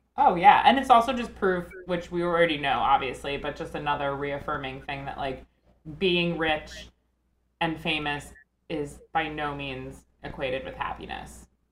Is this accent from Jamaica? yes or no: no; Northport, New York, United States; my hometown of Northport, Long Island.